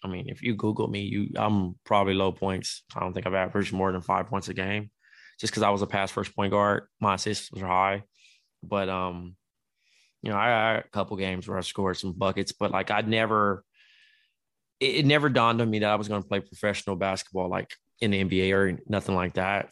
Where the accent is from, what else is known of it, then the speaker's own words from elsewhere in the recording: Los Angeles, California, United States; I'm from Los Angeles, California, home of the pros